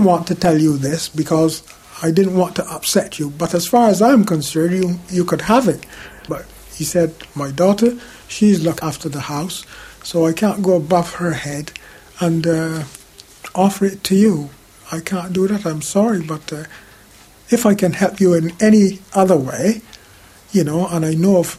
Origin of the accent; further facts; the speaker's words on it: Barbados; moved away as an adult; also born or lived in Handsworth, Birmingham, England; now in United Kingdom; I was coming from the Caribbean